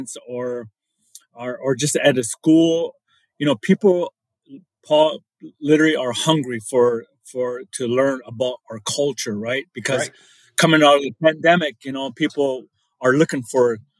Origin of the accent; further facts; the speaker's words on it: Meskwaki Settlement, central Iowa, United States; I come from the Meskwaki Nation. It's a community in central Iowa